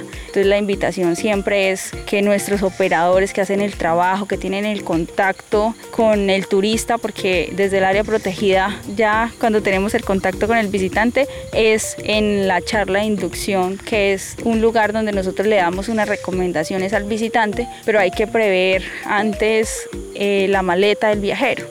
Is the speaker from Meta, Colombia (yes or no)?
yes; La Macarena, Meta, Colombia; Soy nacida aquí del municipio de La Macarena